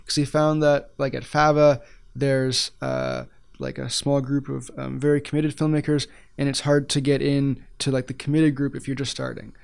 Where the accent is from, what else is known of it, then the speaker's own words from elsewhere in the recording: Ottawa, Ontario, Canada; moved away as an adult; now in Edmonton, Canada; I'm actually from Ottawa originally